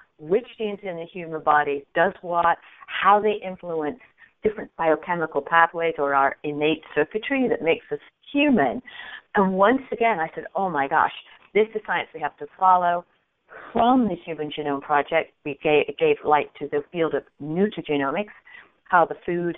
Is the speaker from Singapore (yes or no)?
no; England, United Kingdom; moved away as an adult; also born or lived in upstate New York, United States; now in United States; So I grew up in Europe, and probably a few more words, people say, ooh, I think she's from England. Correct. I did grow up in Europe